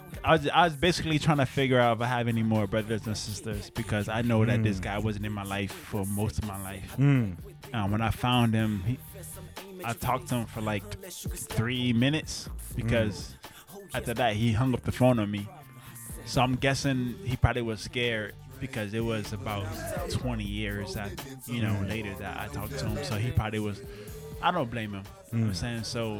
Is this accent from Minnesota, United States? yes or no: no; New Orleans, Louisiana, United States; also born or lived in East Coast; And I was from New Orleans, but I was in the East Coast. I came here.